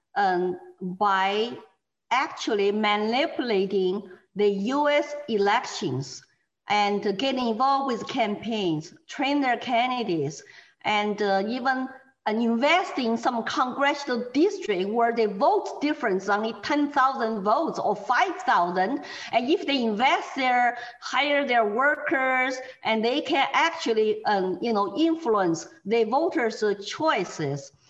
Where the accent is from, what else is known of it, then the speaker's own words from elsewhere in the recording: China; English is a second language; moved away as an adult; also born or lived in Texas; now in New Hampshire, United States; Chinese immigrants like me.